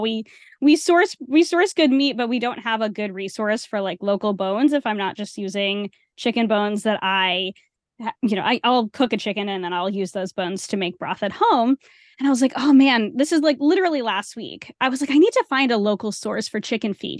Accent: Rhode Island, United States; I grew up in Rhode Island.

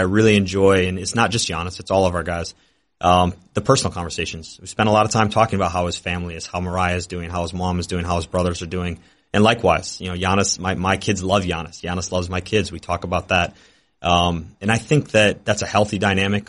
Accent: Detroit, Michigan, United States; moved away as an adult; now in Milwaukee, United States; I wanted to work for my hometown team. And so it was a dream come true to be an intern for the Pistons

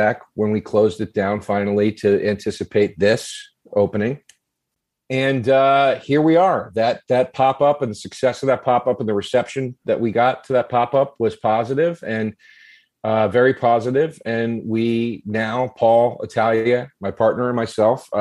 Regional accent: Collegeville, Pennsylvania, United States; also born or lived in Norristown, Pennsylvania; I grew up in Trapp, Collegeville, Pennsylvania

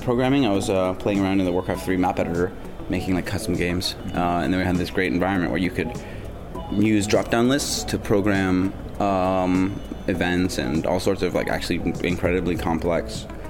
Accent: Ottawa, Ontario, Canada; also born or lived in Brasov, Romania / Guelph, Canada; Canada. I grew up in Ottawa. Mostly.

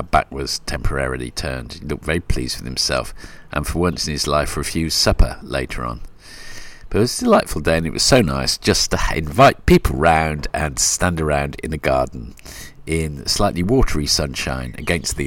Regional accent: Melbourne, Victoria, Australia; moved away; also born or lived in England; I think they're based in Melbourne as well, so that's nice. My hometown

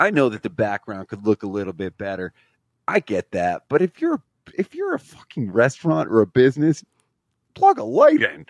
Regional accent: Scranton, Pennsylvania, United States; I'm from Scranton, Pennsylvania

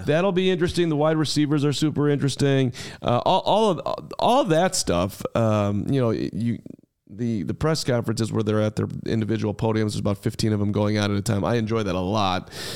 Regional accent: Highland Park, Illinois, United States; I grew up in Highland Park, Illinois

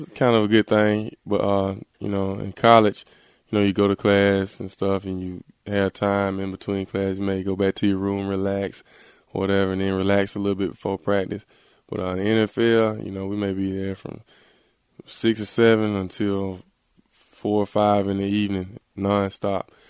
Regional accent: Selma, Alabama, United States; my hometown in Selma, Alabama

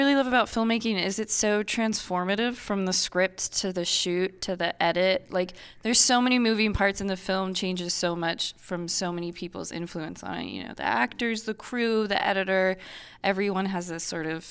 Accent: Iowa, United States; I grew up Catholic in Iowa and went to Catholic school

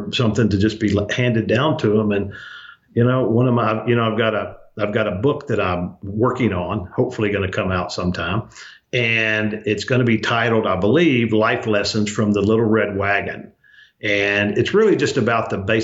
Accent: Arkansas, United States; also born or lived in Louisiana; raised in Arkansas

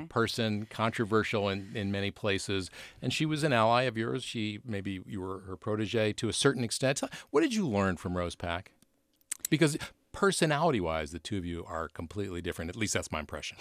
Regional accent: Buffalo, New York, United States; moved away; my hometown, Buffalo. Buffalo, New York

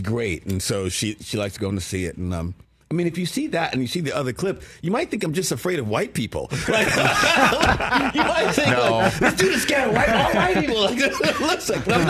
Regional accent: New York City, New York, United States; also born or lived in Virginia; where I was from in Brooklyn

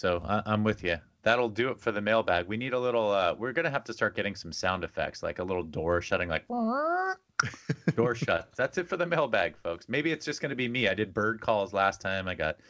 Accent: California, United States; I grew up in Southern California.

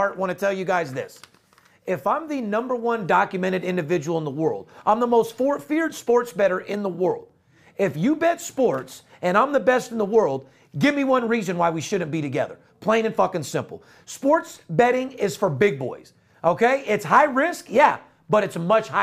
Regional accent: Las Vegas, Nevada, United States; Fourth generation, born and raised in Las Vegas.

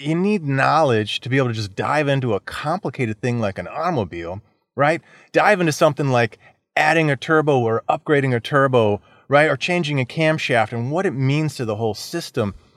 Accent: Florida, United States; I was born and raised in Florida

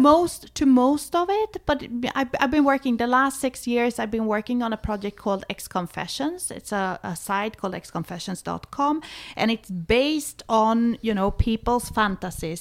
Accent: Sweden; moved away; I was born in Sweden. I was, uh, a kind of, uh, liberated, young Swedish woman

